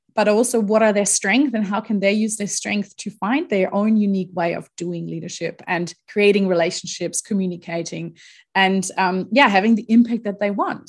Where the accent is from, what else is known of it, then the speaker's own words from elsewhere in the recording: Germany; moved away as an adult; also born or lived in Australia; I'm originally from Germany. That's where I grew up. Um, pretty much lived there until I was twenty-three years